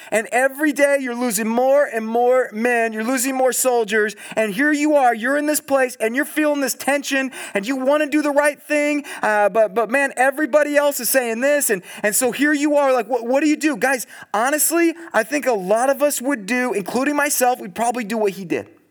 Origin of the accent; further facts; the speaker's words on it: Southern California, United States; now in Eugene, United States; I'm from Southern California